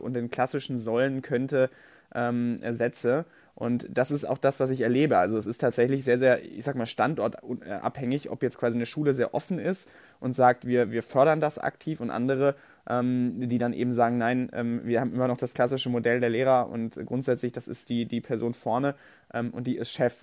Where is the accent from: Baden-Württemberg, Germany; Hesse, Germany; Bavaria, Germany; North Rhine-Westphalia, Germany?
North Rhine-Westphalia, Germany; ich komme aus Nordrhein-Westfalen